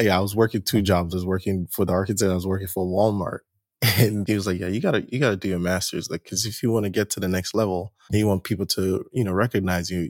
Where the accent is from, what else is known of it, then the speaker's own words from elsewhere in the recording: Nigeria; moved away as an adult; also born or lived in New Jersey; I'm originally from Nigeria, first generation Nigeria, born here, spent most of my life in Nigeria until I moved out here for grad school